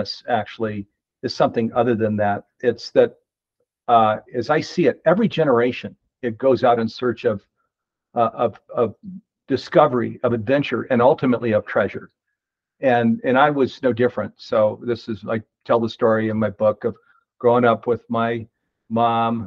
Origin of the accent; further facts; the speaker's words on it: East Coast, United States; moved away as an adult; also born or lived in Silicon Valley; I grew up on the East Coast